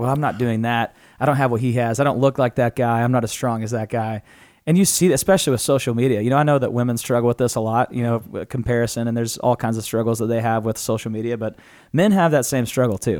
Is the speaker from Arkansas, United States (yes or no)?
yes; Natural Dam, Arkansas, United States; I'm from Natural Dam, Arkansas.